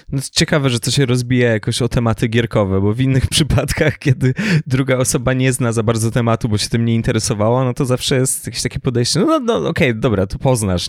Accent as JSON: {"language": "Polish", "region": "Lower Silesian Voivodeship", "country": "Poland", "said": "ja jestem z Dolnego Śląska i moi najbliżsi mieszkają we Wrocławiu"}